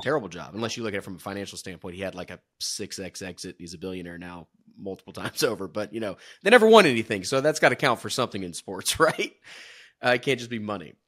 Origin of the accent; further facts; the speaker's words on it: Georgia, United States; moved away; I'm from Georgia originally